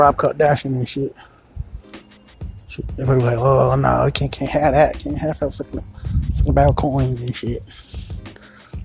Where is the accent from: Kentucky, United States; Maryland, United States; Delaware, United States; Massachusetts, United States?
Maryland, United States; Baltimore; Baltimore City, my hometown